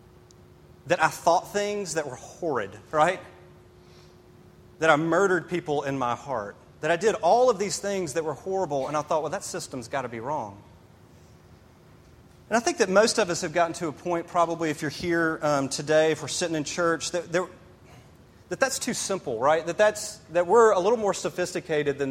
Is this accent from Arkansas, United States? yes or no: no; Memphis, Tennessee, United States; now in Greenville, United States; I grew up in Memphis, Tennessee.